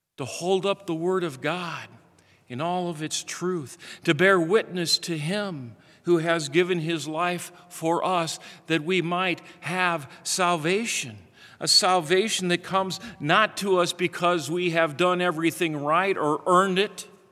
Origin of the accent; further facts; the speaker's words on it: Midwest, United States; Growing up in the Midwest